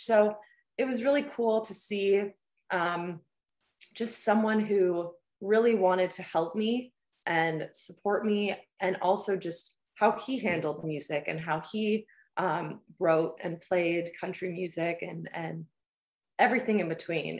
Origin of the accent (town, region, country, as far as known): Huntsville, Ontario, Canada; born or raised there; moved away as an adult; now in Nashville, United States